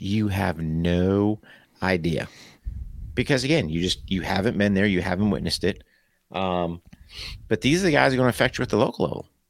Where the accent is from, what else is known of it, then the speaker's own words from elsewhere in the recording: United States; as an American